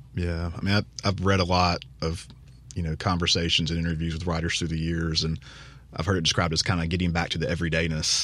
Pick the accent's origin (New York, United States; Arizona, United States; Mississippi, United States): Mississippi, United States; Vicksburg; I grew up in Vicksburg